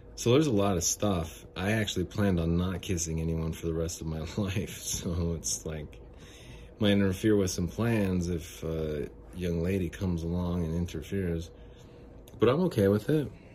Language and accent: English; Phoenix, Arizona, United States; I'm from, I'm from Phoenix